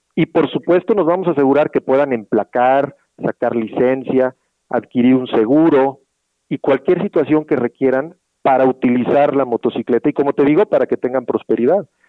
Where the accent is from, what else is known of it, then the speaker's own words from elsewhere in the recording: Mexico; Somos cuatro mil mexicanos trabajando